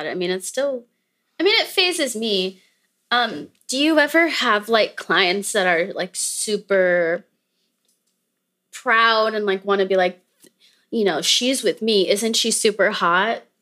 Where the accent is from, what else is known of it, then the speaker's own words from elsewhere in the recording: Louisiana, United States; from Louisiana. I'm from Louisiana.